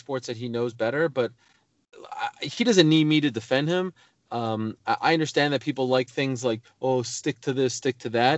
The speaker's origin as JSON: {"language": "English", "town": "Montreal", "region": "Quebec", "country": "Canada", "moved": "yes", "lives_now": "United States", "said": "where I come from, like Montreal, predominantly French speaking, Canada"}